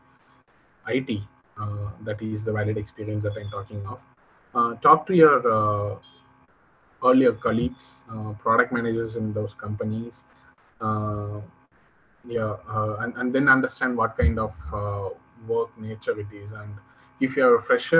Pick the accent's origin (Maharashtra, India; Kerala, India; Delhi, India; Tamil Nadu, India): Tamil Nadu, India; I come from Tamil Nadu, so here we learn from our childhood that Yadum Ure Yavarum Kelir